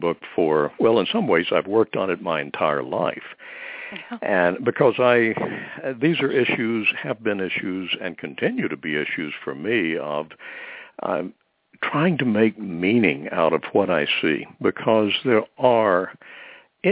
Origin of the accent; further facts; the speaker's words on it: Deep South, United States; I grew up in the Deep South